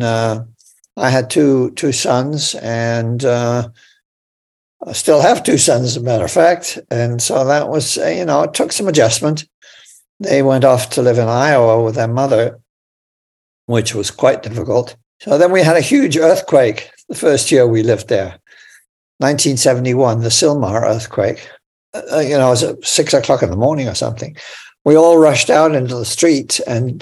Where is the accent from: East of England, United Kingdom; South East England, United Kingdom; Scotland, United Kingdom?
East of England, United Kingdom; Aspley Guise; also born or lived in Newcastle upon Tyne, England; now in Los Angeles, United States; the one that I spent most of my childhood years in was called Aspley Guys